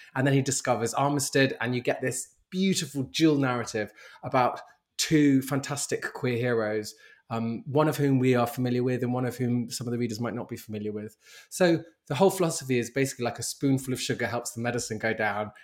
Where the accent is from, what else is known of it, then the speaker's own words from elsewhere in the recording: London, United Kingdom; I'm born and raised in London